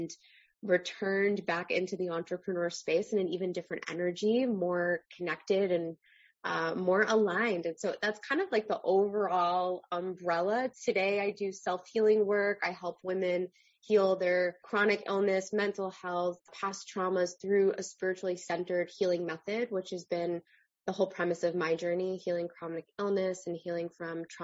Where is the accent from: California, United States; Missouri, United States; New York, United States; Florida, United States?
New York, United States; Long Island; I am originally from Long Island